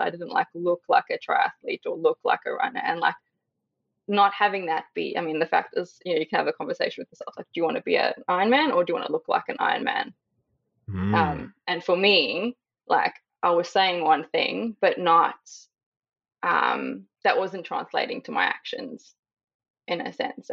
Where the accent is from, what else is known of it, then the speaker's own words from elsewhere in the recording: South Africa; now in Australia; I am currently living in Australia, but born and raised in South Africa.